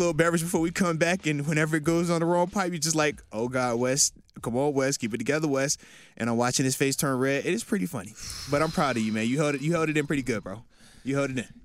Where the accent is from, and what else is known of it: Virginia, United States; born or raised there; moved away as an adult; also born or lived in Buffalo